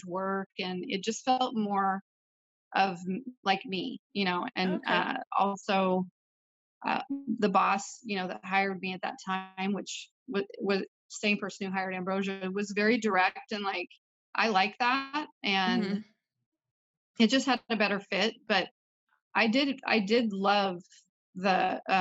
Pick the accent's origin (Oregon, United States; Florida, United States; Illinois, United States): Oregon, United States; Portland; I am from Portland